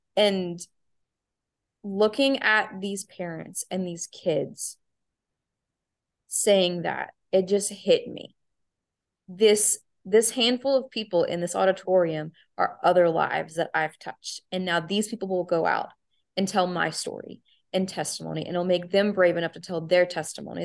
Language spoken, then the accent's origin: English; the South, United States; accent: Southern; the Southern charm gonna come out because my accent, like I got accent now